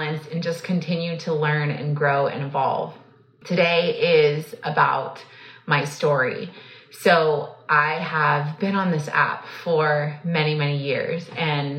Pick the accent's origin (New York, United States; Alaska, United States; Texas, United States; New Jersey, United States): Texas, United States; I was born and raised in Texas